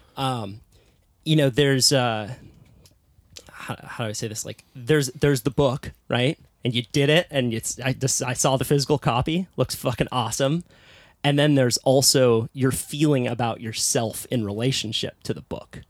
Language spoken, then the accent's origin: English; Santa Cruz, California, United States; I was also born into a hippie little surf town called Santa Cruz